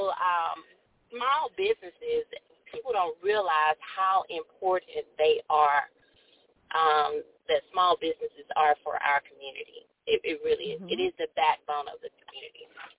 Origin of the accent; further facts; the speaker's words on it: Columbus, Ohio, United States; When we were growing up in Columbus